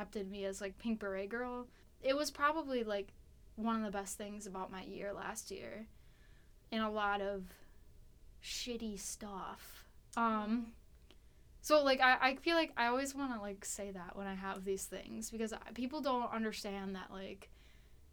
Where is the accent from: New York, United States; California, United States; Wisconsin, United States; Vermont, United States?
Wisconsin, United States; I'm from Wisconsin